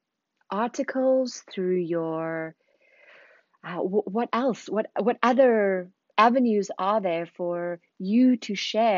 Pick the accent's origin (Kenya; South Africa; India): South Africa; moved away as an adult; also born or lived in Zimbabwe / London, United Kingdom; now in Paris, France; I was born in Zimbabwe, raised in South Africa, spent 10 years in London before moving to Paris 5 years ago